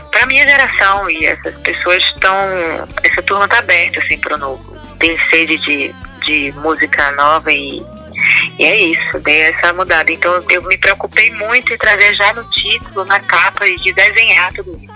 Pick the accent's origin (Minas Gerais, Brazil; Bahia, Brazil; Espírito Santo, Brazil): Bahia, Brazil; Salvador; Eu, eu moro aqui na Cidade Baixa, né? Sou da Baixa de Bonfim e sempre adorei tudo aqui. É, cresci aqui na Ponta do Maitá, Ponto Sol do Maitá, a Ribeira.